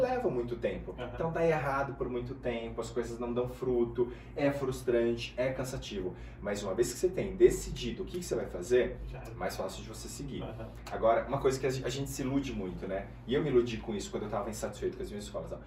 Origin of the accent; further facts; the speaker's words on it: Guarulhos, São Paulo, Brazil; eu nasci, cara, na favela, em Guarulhos, e uhum. a minha família era muito pobre